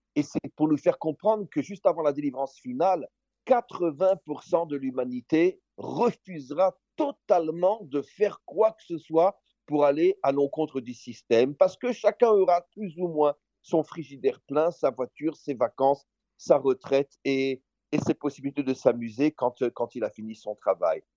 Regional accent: Israel; chez nous en Israël

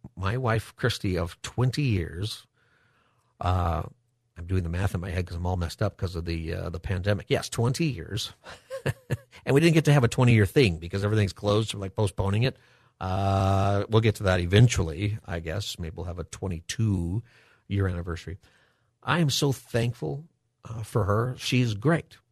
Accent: Palmdale, California, United States; I grew up in Palmdale.

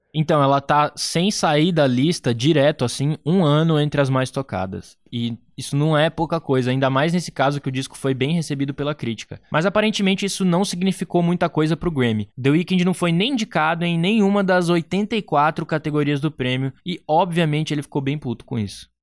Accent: Brazil; eu sou brasileiro

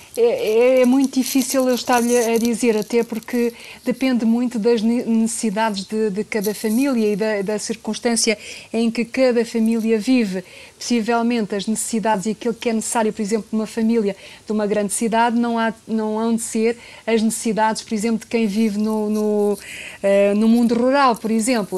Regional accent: Portugal; nós portugueses

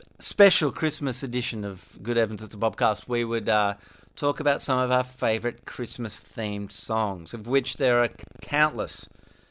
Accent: Perth, Western Australia, Australia; growing up in Perth, it was literally just my mum, my dad, me and my two brothers

